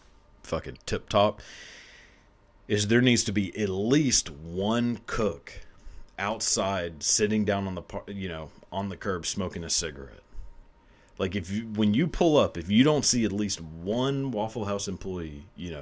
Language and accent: English; Texas, United States; I'm from Texas